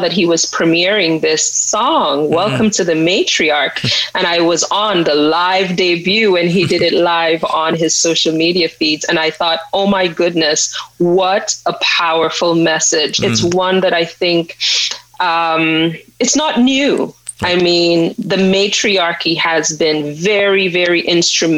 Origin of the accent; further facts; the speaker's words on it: St. Lucia; I grew up in St. Lucia.